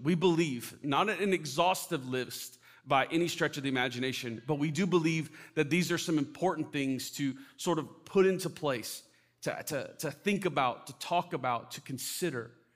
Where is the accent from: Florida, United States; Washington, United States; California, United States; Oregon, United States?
Florida, United States; moved away; I grew up in Florida